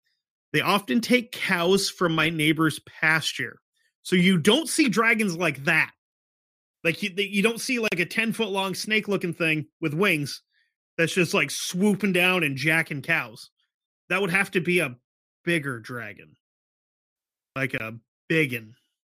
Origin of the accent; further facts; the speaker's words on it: Florida, United States; I grew up in Florida. I'm used to seeing manatees.